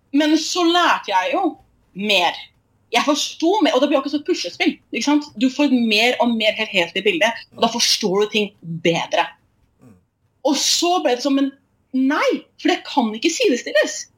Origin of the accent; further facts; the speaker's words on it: Oslo, Norway; moved away as an adult; also born or lived in Tromsø; now in Bergen, Norway; jeg var født og oppvokst i Oslo